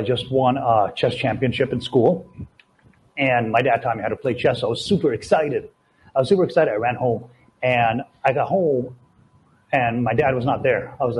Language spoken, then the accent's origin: English; Latvia; now in Canada; We came from Latvia, right? So when we immigrated to Canada, she was working nonstop.